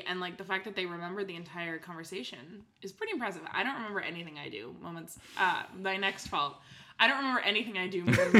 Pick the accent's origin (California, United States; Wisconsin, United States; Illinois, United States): California, United States; San Francisco; This one I pulled from my hometown